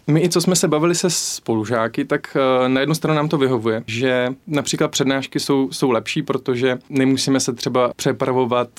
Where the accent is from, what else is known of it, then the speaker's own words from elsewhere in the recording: Mariánské Lázně, Karlovy Vary Region, Czechia; moved away as an adult; also born or lived in Plzeň; now in Olomouc, Czech Republic; ze západu Čech, protože jsem z Maránských lázní